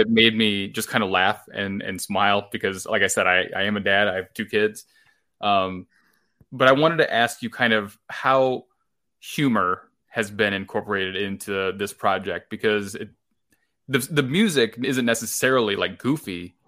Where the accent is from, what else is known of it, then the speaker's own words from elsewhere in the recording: Illinois, United States; I come from such a small town in Illinois that there was no concerts around me ever